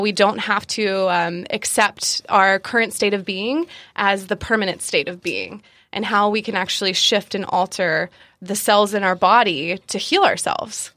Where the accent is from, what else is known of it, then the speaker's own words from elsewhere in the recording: South Carolina, United States; also born or lived in Georgia; I was born in Georgia and I was raised in South Carolina. I was raised by my grandparents